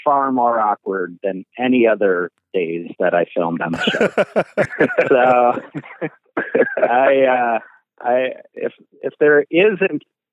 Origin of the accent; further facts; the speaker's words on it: Midwest, United States; accent: Midwest; my Midwest accent